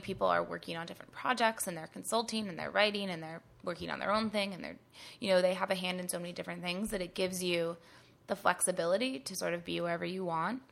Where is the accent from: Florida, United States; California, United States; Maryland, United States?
California, United States; Northern; moved away as an adult; also born or lived in New York / Los Angeles; I'm from Northern California